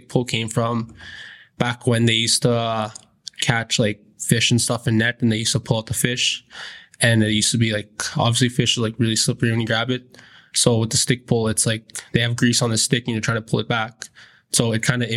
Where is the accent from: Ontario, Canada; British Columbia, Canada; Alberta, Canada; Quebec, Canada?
Alberta, Canada; Fort Chipewyan; I'm from Fort Chipewyan, Alberta